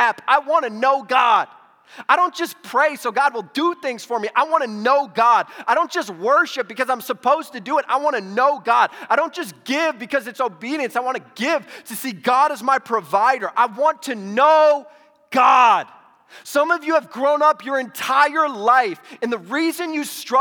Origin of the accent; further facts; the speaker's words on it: Toledo, Ohio, United States; now in Arizona, United States; I grew up in Toledo, Ohio